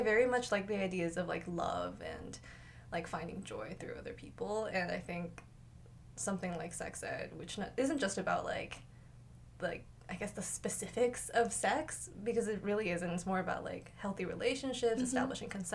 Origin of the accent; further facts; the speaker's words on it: Seattle, Washington, United States; moved away; I'm from Seattle, Washington, so big West Coast girl